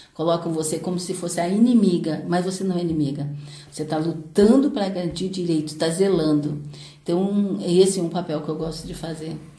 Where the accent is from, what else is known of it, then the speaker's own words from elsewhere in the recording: Paraty, Rio de Janeiro, Brazil; Sou caiçara, né? Nasci em Ponta Negra, lá mesmo, de Ponta Negra, e vim para a cidade em, em 1981, já tinha 11 anos